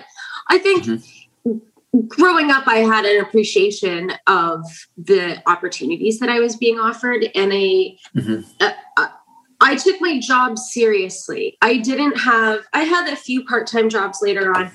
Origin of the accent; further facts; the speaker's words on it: Brandon, Manitoba, Canada; now in Prince Edward Island, Canada; I grew up in Brandon